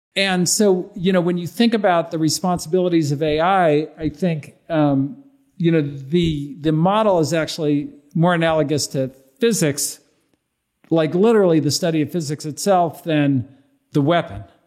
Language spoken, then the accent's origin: English; Berkeley, California, United States; I grew up in Berkeley